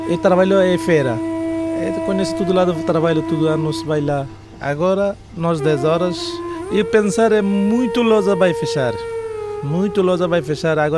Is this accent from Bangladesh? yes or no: yes; Bangladesh; Portuguese is a second language; moved away as an adult; now in Portugal; 36 anos. Eu vim do Bangladesh, cheguei em 2000